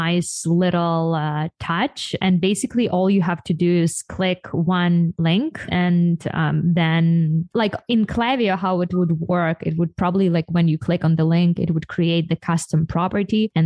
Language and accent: English; Ukraine; now in United States; I'm from Ukraine